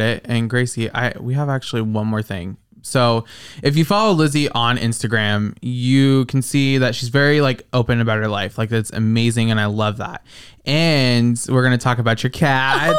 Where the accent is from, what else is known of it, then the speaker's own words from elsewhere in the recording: Iowa, United States; I'm from Iowa